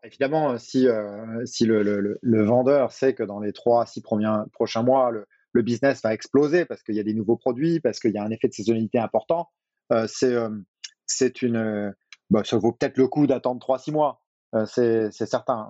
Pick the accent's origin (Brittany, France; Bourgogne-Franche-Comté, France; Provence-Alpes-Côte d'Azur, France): Brittany, France; moved away as an adult; also born or lived in United States / Asia / Singapore; now in Paris, France; Je suis breton.